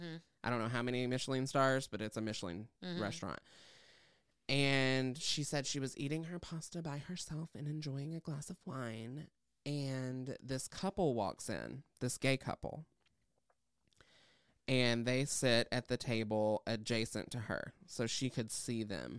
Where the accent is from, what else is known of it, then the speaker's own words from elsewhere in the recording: Tennessee, United States; I grew up in Southeast Tennessee.